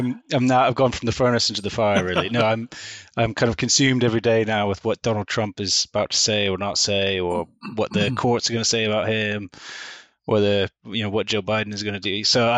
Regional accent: Manchester, North West England, United Kingdom; born there; So I was born in Manchester in the north of England. I'm a true northerner.

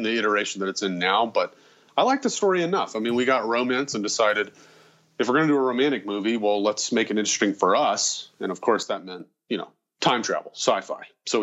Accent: Nashville, Tennessee, United States; also born or lived in St. Louis, Missouri / Chattanooga, Tennessee; I was born in St. Louis, Missouri. And then when I was 4 years old, my parents moved for my mom was back to Nashville, to Middle Tennessee. And I've lived here ever since

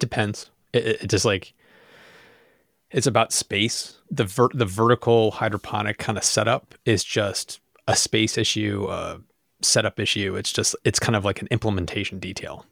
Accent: Rochester, New York, United States; we're from Rochester, so it's the land of Wegmans

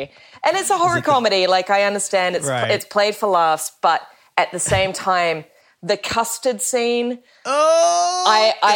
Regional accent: Wellington, New Zealand; growing up in Wellington.

